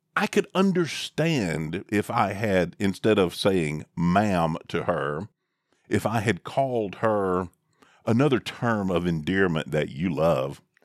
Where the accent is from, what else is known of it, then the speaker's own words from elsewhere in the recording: the South, United States; I'm from the South, and this is how I was raised